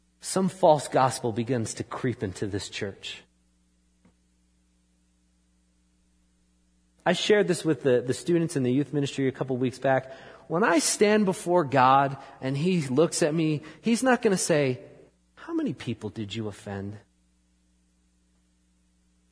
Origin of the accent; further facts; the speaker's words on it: New York, United States; moved away; I grew up in New York